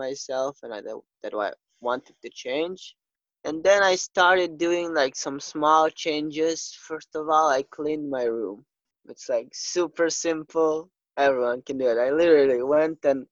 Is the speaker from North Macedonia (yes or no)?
yes; North Macedonia; moved away as an adult; now in Portugal; Yeah, I'm from Macedonia. So in February this year, 2020, I came to Portugal on the 3rd of February. But before that, all my life, I've lived in Macedonia.